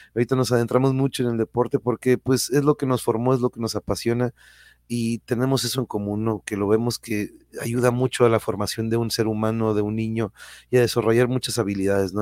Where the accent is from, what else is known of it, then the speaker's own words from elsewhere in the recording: Tijuana, Baja California, Mexico; accent: norteño; also born or lived in Mexico City; yo soy born in raised de aquí de Tijuana